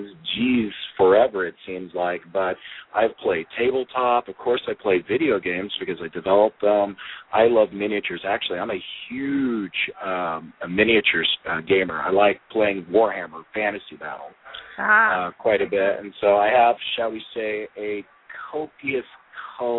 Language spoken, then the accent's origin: English; Oklahoma, United States; moved away as an adult; also born or lived in Muskogee, Oklahoma / Owasso, Oklahoma / Texas; now in Mesa, United States; I grew up in Oklahoma for the most part. Started off in Muskogee, Oklahoma